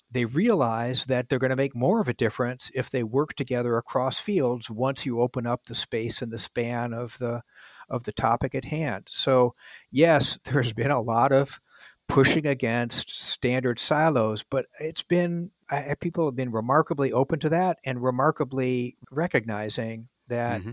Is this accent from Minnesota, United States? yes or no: yes; Minneapolis, Minnesota, United States; moved away as an adult; I grew up in Minneapolis